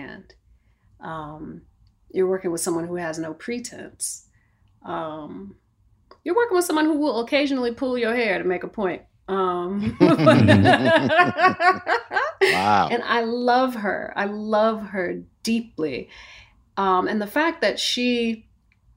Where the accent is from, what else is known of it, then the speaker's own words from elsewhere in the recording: Bloomfield, Connecticut, United States; moved away as an adult; also born or lived in New York; I was coming from Connecticut